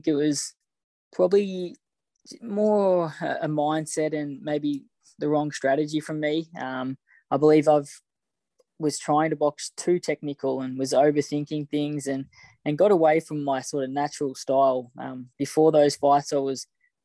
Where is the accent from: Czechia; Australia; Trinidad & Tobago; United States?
Australia; Growing up in Australia